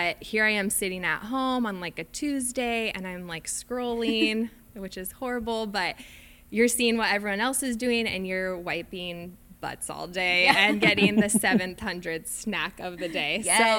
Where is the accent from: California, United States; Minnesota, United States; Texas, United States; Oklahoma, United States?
California, United States; San Diego; I've been married to my husband, Luke, for almost 11 years this year, and we are both born and raised in San Diego.